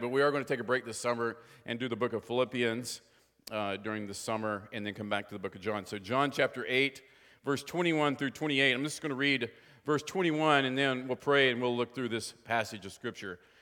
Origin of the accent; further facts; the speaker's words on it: West Virginia, United States; moved away; Anybody else born in West Virginia here besides me? No, I think I'm it, all right? So, anyway, uh, it's interesting growing up from West Virginia